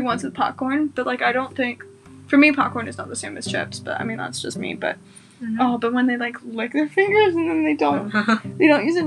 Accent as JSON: {"language": "English", "country": "China", "tie": "born or raised there", "moved": "yes", "said": "I grew up in China"}